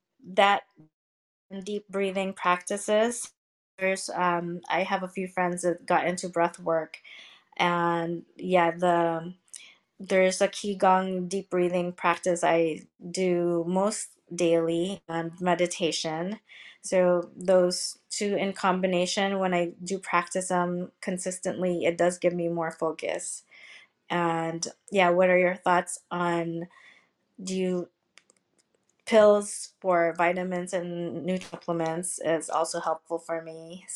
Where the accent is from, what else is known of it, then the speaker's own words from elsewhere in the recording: Seattle, Washington, United States; also born or lived in Philippines; when I was growing up, when I was younger, I was born in the Philippines, lived in Seattle, Washington State.